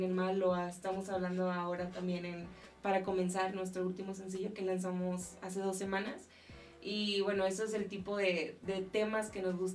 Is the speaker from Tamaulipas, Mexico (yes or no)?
yes; Tamaulipas, Mexico; now in Mexico City, Mexico; somos del norte, somos de Tamaulipas, frontera, y según yo no tenemos acento.